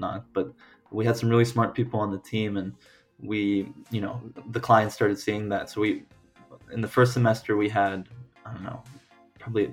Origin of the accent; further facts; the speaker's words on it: Dallas, Texas, United States; moved away as an adult; now in Washington, D.C., United States; I grew up in Dallas. I elementary, middle school, high school. I did all of that there